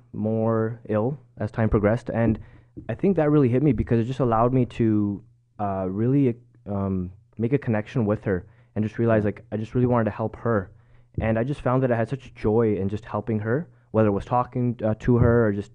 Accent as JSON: {"language": "English", "town": "Markham", "region": "Ontario", "country": "Canada", "tie": "born or raised there", "also_born_or_lived": "Scarborough / Richmond Hill / Vaughan", "said": "Born and raised in Markham, Scarborough. Moved up to Richmond Hill and Vaughan."}